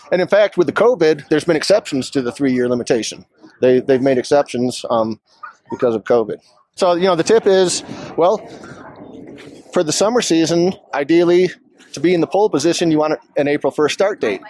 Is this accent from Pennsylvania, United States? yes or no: no; Ann Arbor, Michigan, United States; also born or lived in Vail Valley, Colorado; now in Vail, United States; I'm an immigration lawyer, originally from Ann Arbor, Michigan. Been in the Valley here since 2003